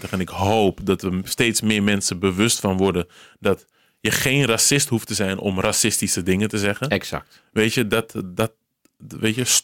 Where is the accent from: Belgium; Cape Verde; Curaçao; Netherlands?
Cape Verde; Gewoon echt zo'n Surinaams accent. Terwijl ik ben Kaapverdiaans, maar goed.